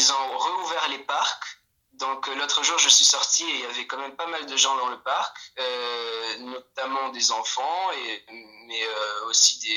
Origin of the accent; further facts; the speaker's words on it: Poland; je viens de finir euh, la terminale dans mon lycée en Pologne. Oui, je suis polonais.